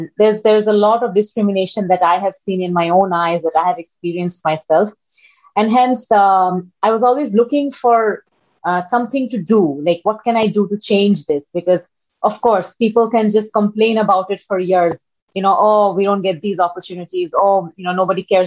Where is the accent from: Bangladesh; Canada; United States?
Bangladesh; Dhaka, Dhaka Division; I'm from Bangladesh. A little introduction about me. I grew up in Dhaka, which is the capital of Bangladesh